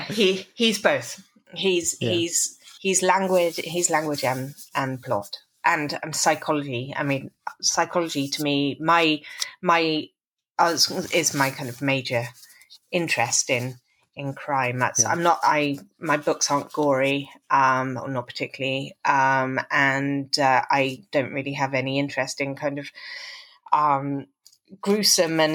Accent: Stratford-upon-Avon, West Midlands, United Kingdom; now in New York City, United States; I come from Stratford-on-Avon

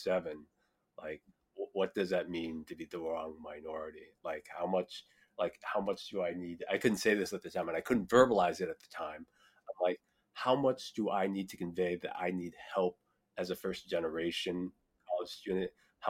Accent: Iowa, United States; growing up in Iowa

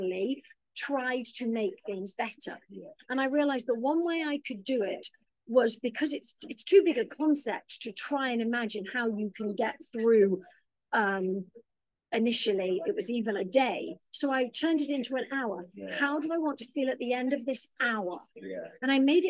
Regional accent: United Kingdom; now in Los Angeles, United States; being British

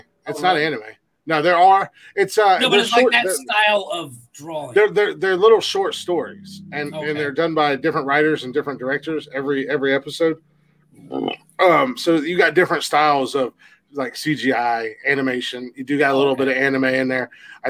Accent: Georgia, United States; I'm from Georgia

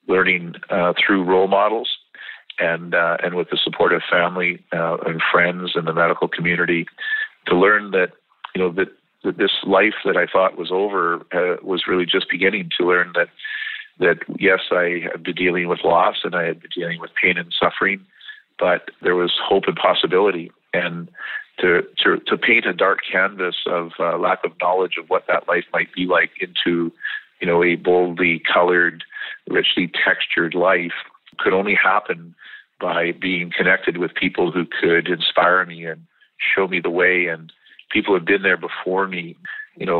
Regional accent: British Columbia, Canada; as a kid growing up in British Columbia

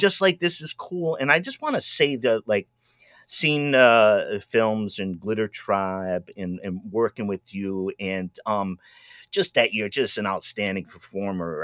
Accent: Rhode Island, United States; also born or lived in New England; I was from Rhode Island

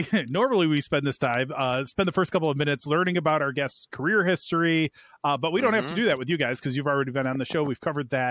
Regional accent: Chicago, Illinois, United States; I'm from Chicago

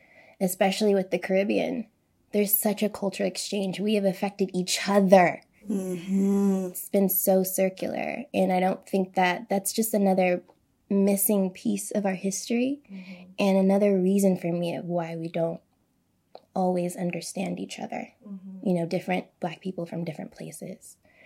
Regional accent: United States; I'm an American.

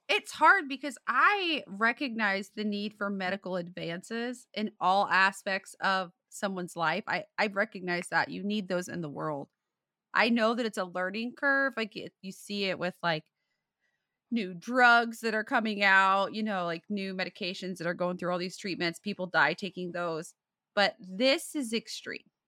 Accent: Hartford City, Indiana, United States; We grew up in Hartford City

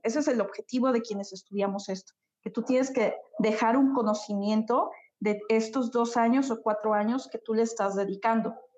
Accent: Xalapa, Veracruz, Mexico; yo soy de México, soy de un lugar que se llama Jalapa, es la capital de Veracruz. Es un lugar pequeñito, pero la verdad disfruto mucho estar aquí

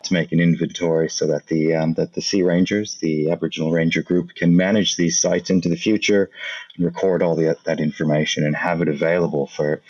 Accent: Canada; now in Australia; I'm an archaeologist here at Flinders University. I'm originally from Canada.

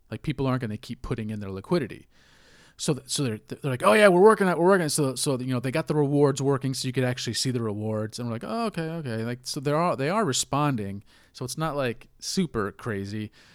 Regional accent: United States; as an American

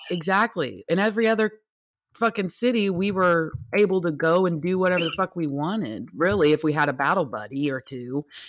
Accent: United States; I'm an American

